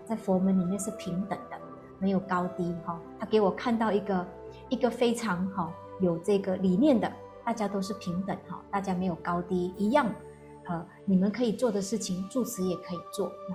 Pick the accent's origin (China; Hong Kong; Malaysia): Malaysia; moved away as an adult; now in Taiwan; 又喜欢吃一点辣的冰的，这个是我们马来西亚人的这个习气